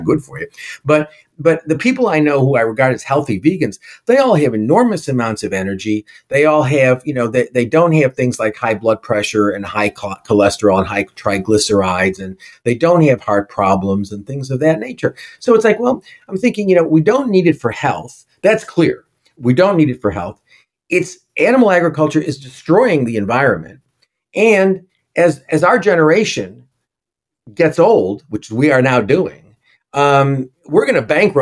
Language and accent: English; New York City, New York, United States; I'm a New Yorker